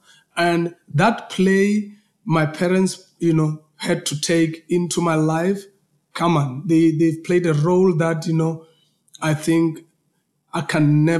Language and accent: English; Polokwane, Limpopo, South Africa; I'm coming from a small, you know, town called Polokwane